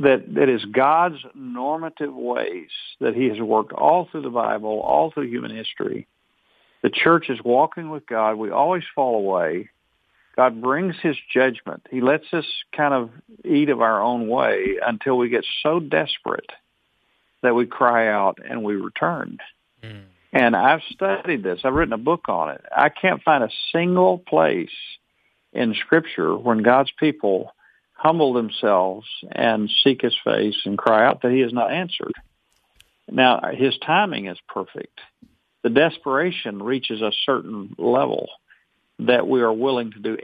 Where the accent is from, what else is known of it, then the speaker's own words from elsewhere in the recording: Arkansas, United States; I'm from Arkansas. I drove 10 hours from Arkansas.